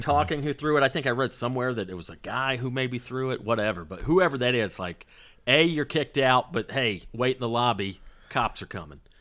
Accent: the South, United States; now in Los Angeles, United States; I grew up in the South

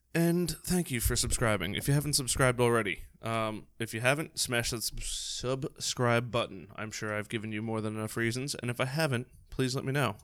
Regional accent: New York, United States; we're from New York, so we talk really, really, really fast

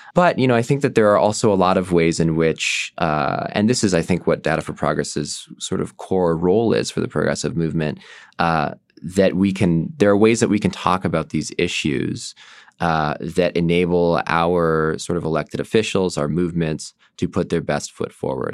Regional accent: Bay Area, California, United States; I come from the Bay Area

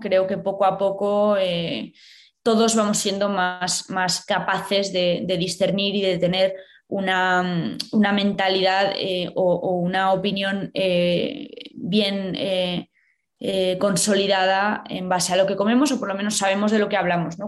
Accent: Valladolid, Castile and León, Spain; moved away as an adult; also born or lived in Madrid / London; yo soy de Valladolid

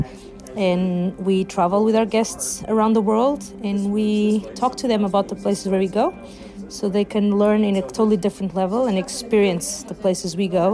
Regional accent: Lisbon, Portugal; I am from Portugal, Lisbon

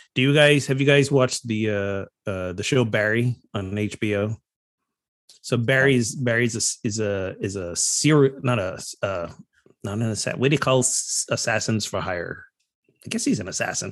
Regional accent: Barbados; moved away; growing up in Barbados

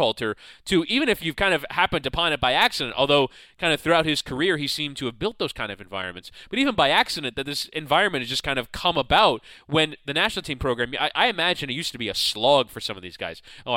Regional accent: United States; we as American fans

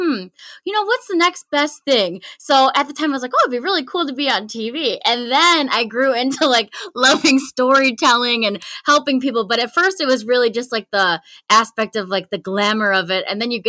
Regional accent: Lancaster, New York, United States; You got it. Lancaster, New York.

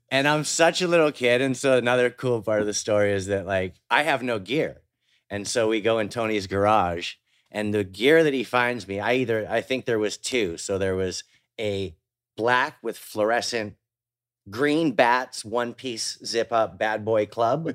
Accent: Vancouver, British Columbia, Canada; I grew up in Vancouver with, like, the North Shore Mountains

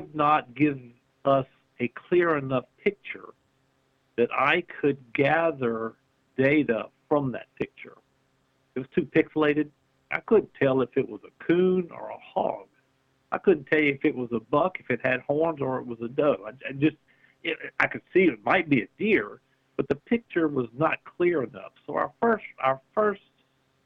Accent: Louisiana, United States; we're from Louisiana

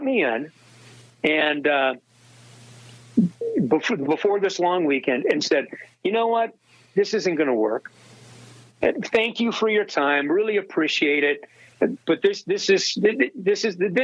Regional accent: Pacific Northwest, United States; moved away; also born or lived in Wichita, Kansas; I grew up in the Pacific Northwest

